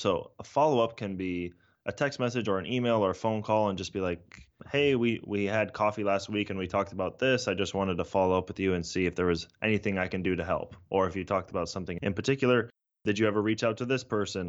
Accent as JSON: {"language": "English", "area": "San Francisco Bay Area", "region": "California", "country": "United States", "tie": "born or raised there", "also_born_or_lived": "Toronto, Canada", "said": "I was born in Toronto, but really grew up in, in the San Francisco Bay Area"}